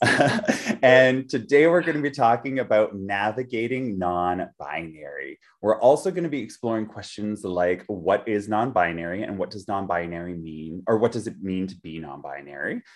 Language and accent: English; Vancouver, British Columbia, Canada; I grew up in Vancouver, like in Canada, Vancouver